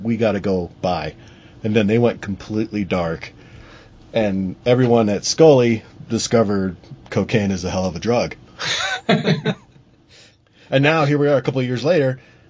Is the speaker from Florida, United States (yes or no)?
no; San Diego, California, United States; moved away; You are based out in San Diego, right? That's correct. My hometown.